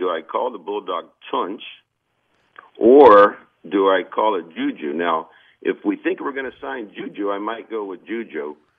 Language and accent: English; Erie, Pennsylvania, United States; now in Walnut Creek, United States; … from Erie, because Randy's from Erie and I'm from Erie.